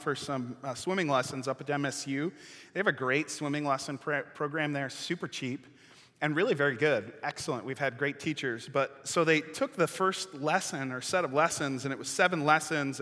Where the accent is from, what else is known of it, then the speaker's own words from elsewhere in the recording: Lake Michigan, Midwest, United States; I grew up right on Lake Michigan.